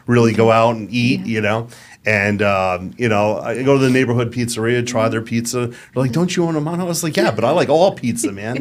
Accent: New York, United States; moved away as an adult; now in Las Vegas, United States; I grew up in New York

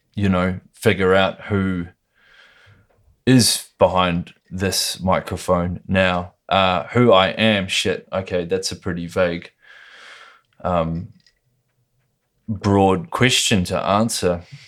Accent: Lower Hutt, Wellington, New Zealand; I was born in Lower Hutt, New Zealand, which is just twenty minutes out of Wellington

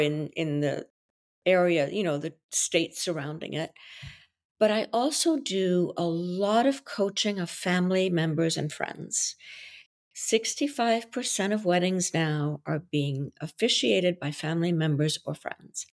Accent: Brussels, Brussels-Capital Region, Belgium; first language French; English is a second language; now in New York, United States; I was born in Belgium, so my native language is French.

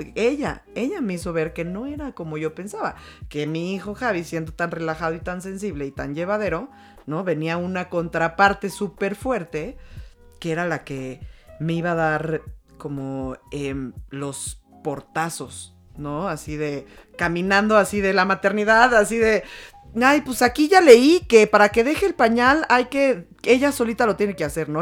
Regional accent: Mexico; como mujeres mexicanas

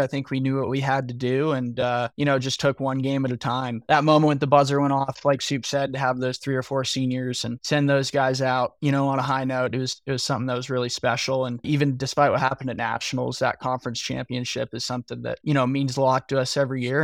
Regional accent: Denver, Colorado, United States; moved away; growing up in Denver

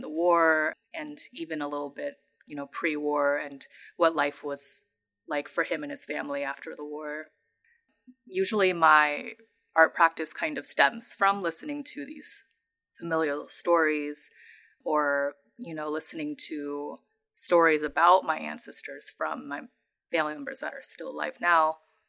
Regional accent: San Jose, California, United States; I am from San Jose, California, and I am based in the Bay Area.

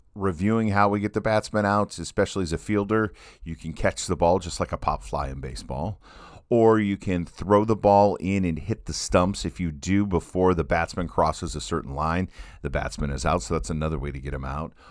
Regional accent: Midwest, United States; growing up in the Midwest

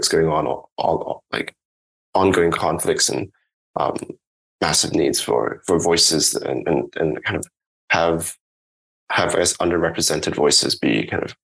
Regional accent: Hong Kong; And I grew up in Hong Kong

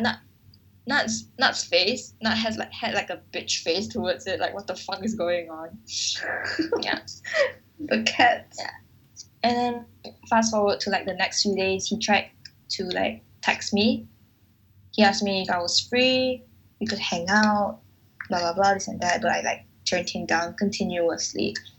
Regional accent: Malaysia; where are you from and i said um Malaysia

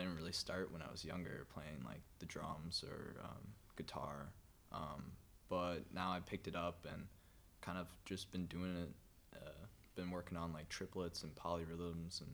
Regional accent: Menomonee Falls, Wisconsin, United States; I grew up in Menominee Falls

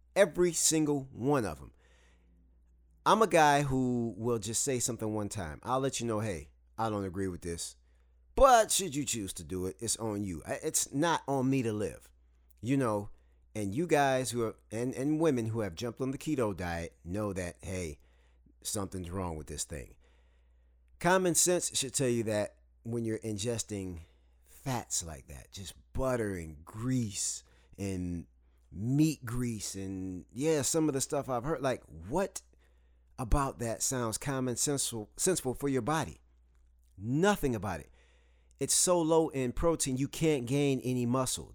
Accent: Saginaw, Michigan, United States; moved away as an adult; also born or lived in the South (US); now in the South, United States; I'm from Saginaw, Michigan, and I live in the South now

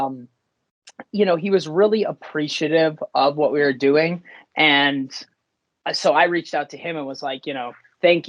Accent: Stowe, Vermont, United States; also born or lived in New York City; I grew up in Stowe, Vermont. That's where I'm sitting right now

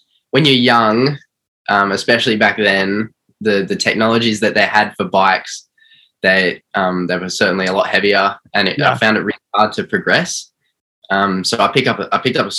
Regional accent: Melbourne, Victoria, Australia; I'm from Melbourne, Australia. I'm from northeast side

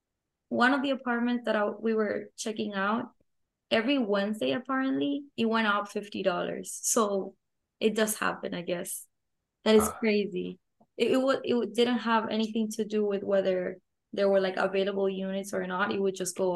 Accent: Tallahassee, Florida, United States; I come from Tallahassee, so we have like student housing everywhere.

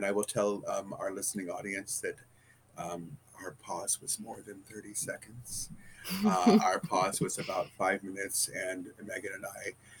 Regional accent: Detroit, Michigan, United States; moved away as an adult; also born or lived in Texas; I came home to Detroit from Texas.

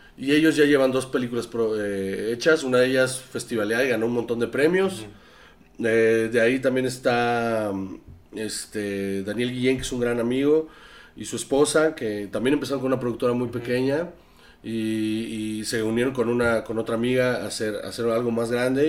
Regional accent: Sonora, Mexico; yo soy de, Sonora.

